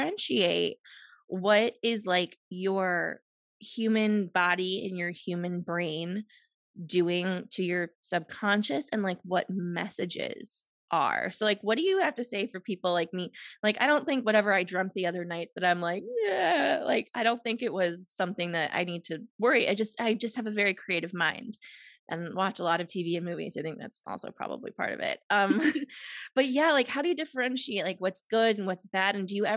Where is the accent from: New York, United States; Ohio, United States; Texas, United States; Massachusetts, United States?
Ohio, United States; Cleveland; moved away; also born or lived in Los Angeles; I moved to my hometown of Cleveland for 2 years and lived in my mom's basement.